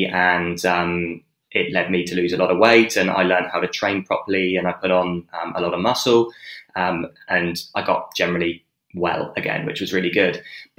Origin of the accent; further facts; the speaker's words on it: Dorset, South West England, United Kingdom; moved away as an adult; now in Perth, Australia; I grew up in Dorset, which is south coast.